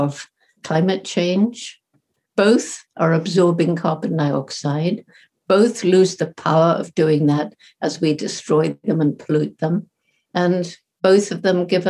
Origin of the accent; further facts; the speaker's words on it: Bournemouth, South West England, United Kingdom; I'm speaking from the house where I grew up in Bournemouth, England